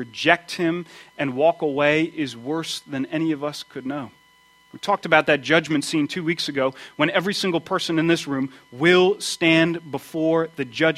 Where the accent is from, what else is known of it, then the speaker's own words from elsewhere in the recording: United States; I grew up outside of Washington, D.C., near the railroad tracks.